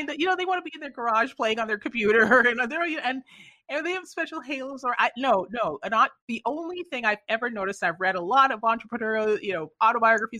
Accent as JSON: {"language": "English", "country": "Canada", "tie": "born or raised there", "moved": "yes", "said": "I grew up in Canada originally"}